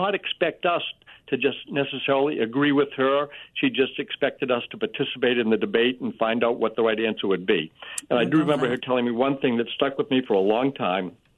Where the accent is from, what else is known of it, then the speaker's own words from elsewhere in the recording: Holbrook, United States; we loved growing up in Holbrook